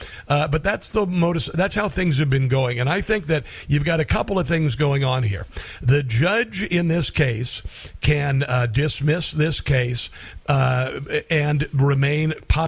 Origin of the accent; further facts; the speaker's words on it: Iowa, United States; moved away; Iowa's my home state, by the way